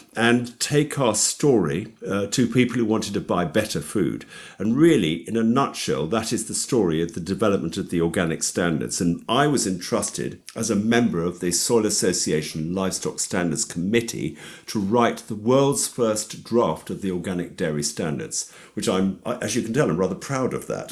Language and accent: English; London, United Kingdom; also born or lived in Hexton, Hertfordshire; I'm a Londoner. uh, I was brought up in and around London